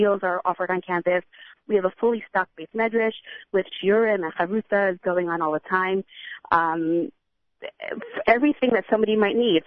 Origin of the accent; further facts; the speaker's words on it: Teaneck, New Jersey, United States; now in Los Angeles, United States; My husband and I are both from Teaneck, New Jersey.